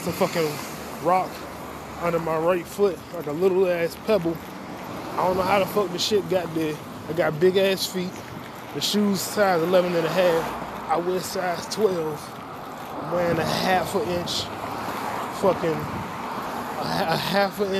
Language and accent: English; United States; Nationality is American. Ivorian is the ethnicity.